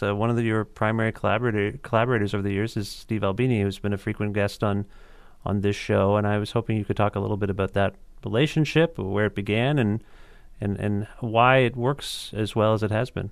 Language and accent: English; Canada; as a Canadian